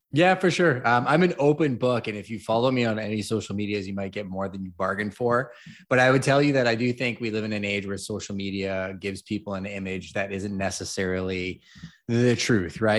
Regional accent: Montreal, Quebec, Canada; moved away as an adult; also born or lived in Toronto; now in London, Canada; I was actually born and raised in Montreal

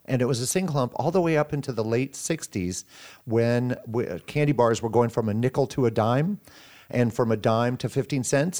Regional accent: Sioux City, Iowa, United States; I was born and raised here in Siouxland

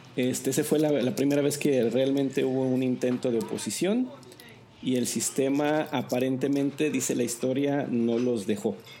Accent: Zacatecas, Mexico; yo nací en Zacatecas

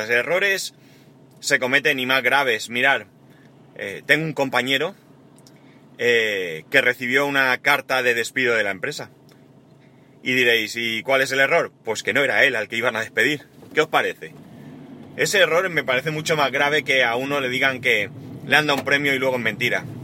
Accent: Spain; Y en, en, muchas cosas somos buenos los españoles.

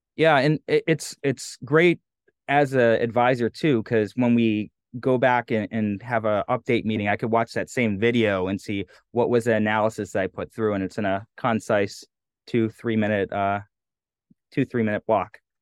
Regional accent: New England, United States; I'm from New England

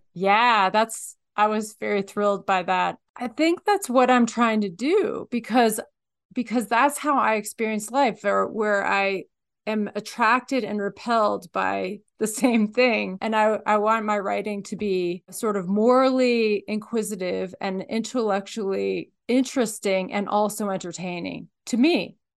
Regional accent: Midwest, United States; moved away as an adult; also born or lived in East Coast / Alaska; now in Nevada, United States; I grew up in the Midwest, then I went to school on the East Coast

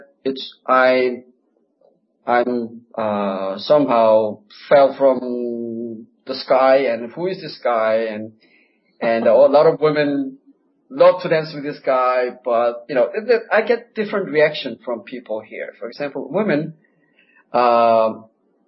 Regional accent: South Korea; moved away as an adult; also born or lived in United States; now in Buenos Aires, Argentina; I was born in Korea. I lived there 22 years, and I lived in the States for 26 years. Now I'm in Buenos Aires.

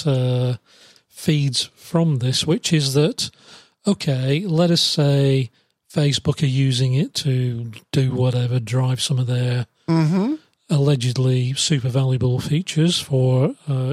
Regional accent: United Kingdom; moved away; my home country, the United Kingdom

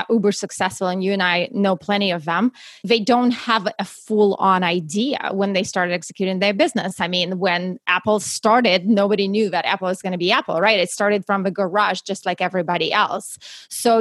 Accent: Russia; English is a second language; moved away as an adult; now in United States; I actually was born and raised in Russia and moved to the US right before I turned 21.

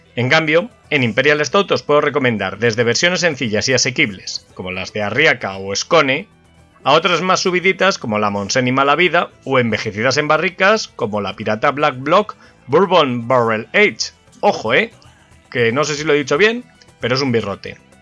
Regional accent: Valladolid, Castile and León, Spain; mi ciudad natal, Valladolid

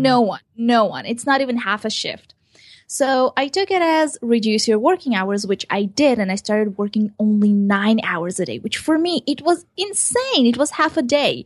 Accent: Israel; also born or lived in Ukraine; I was born in Ukraine and I came to Israel when I was seven years old

